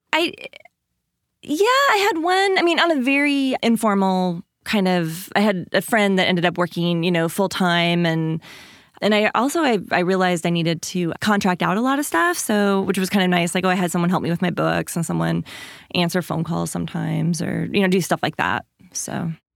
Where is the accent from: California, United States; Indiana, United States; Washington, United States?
Washington, United States; I grew up in Washington State, in a small town, like five hundred people, fishermen and loggers